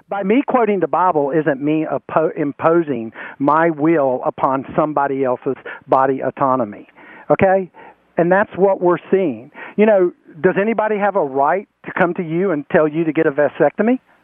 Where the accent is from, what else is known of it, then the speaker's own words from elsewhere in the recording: Spencer, North Carolina, United States; And I've lived my entire life here in uh, this area. I'm originally from Rowan County, Spencer